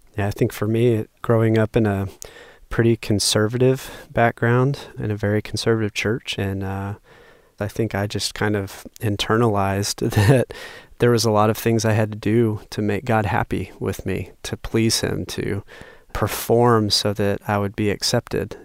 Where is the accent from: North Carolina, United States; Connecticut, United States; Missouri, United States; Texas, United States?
North Carolina, United States; growing up in North Carolina